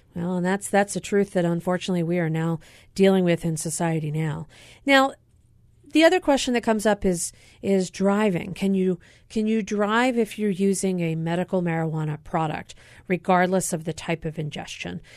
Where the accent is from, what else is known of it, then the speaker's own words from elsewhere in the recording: Pennsylvania, United States; moved away; my home state of Pennsylvania